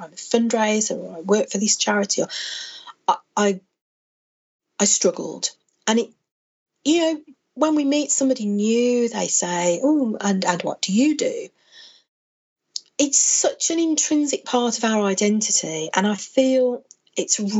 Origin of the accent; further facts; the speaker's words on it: Birmingham, West Midlands, United Kingdom; accent: Brummie; I'm a Brummie. I was born in Birmingham and I've lived here all of my life